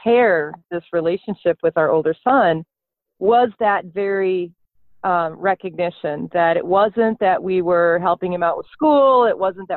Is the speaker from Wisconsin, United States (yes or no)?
yes; South Milwaukee, Wisconsin, United States; now in Minnesota, United States; I grew up in Milwaukee, South Milwaukee